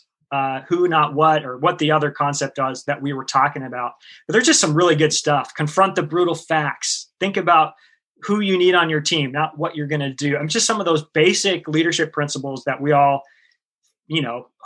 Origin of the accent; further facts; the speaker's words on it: the Northwest, Pacific Northwest, United States; I grew up here in the Northwest, and we didn't have air conditioning in our car